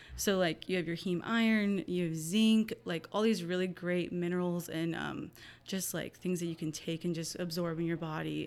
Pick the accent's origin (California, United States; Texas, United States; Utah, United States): Texas, United States; Hallettsville; I grew up in Hallettsville, Texas